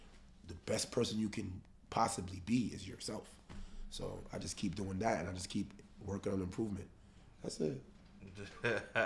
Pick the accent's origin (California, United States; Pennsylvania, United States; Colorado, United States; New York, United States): New York, United States; New York City; we come from the Bronx, we come from the slums, from food stamps and EBT, from noodles